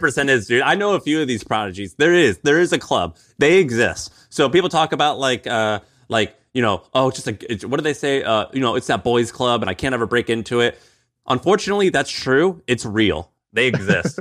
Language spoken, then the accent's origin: English; St. Louis, Missouri, United States; he's from Saint Louis, where I'm from